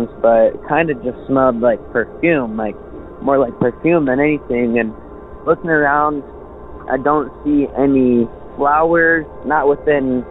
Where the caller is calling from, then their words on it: Michigan, United States; I'm calling from Michigan